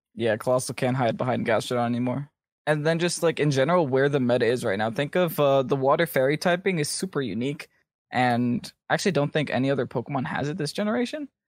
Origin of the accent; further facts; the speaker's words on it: United States; I'm from America